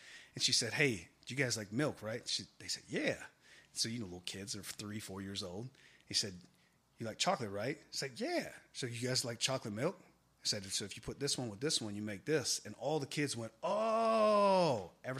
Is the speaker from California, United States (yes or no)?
no; Michigan, United States; born or raised there